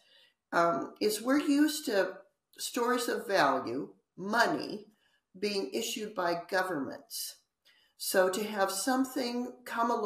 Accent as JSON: {"language": "English", "country": "United States"}